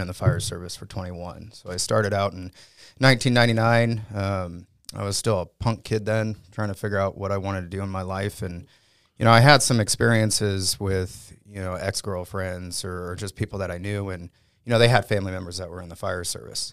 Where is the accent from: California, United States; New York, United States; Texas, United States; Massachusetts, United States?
California, United States; San Diego; I grew up in San Diego, San Diego, California